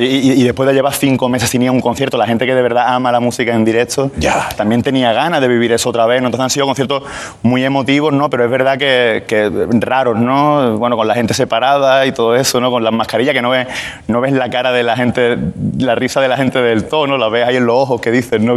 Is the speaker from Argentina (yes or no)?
no; Málaga, Andalusia, Spain; Málaga, que es de donde yo vengo.